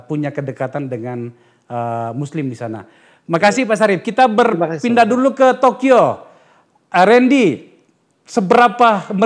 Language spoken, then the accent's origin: Indonesian; Padang, West Sumatra, Indonesia; Kalau saya Padang.